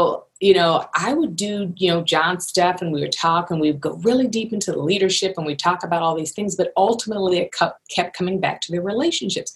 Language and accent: English; Philadelphia, Pennsylvania, United States; moved away; also born or lived in Los Angeles / Johannesburg, South Africa; I'm originally from Philadelphia.